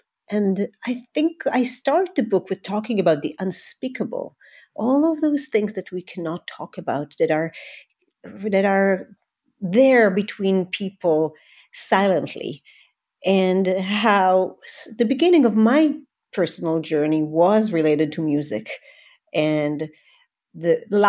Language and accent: English; Israel; I grew up in Israel. My parents immigrated when they were young children. My father is from Iran. My mother is from Syria.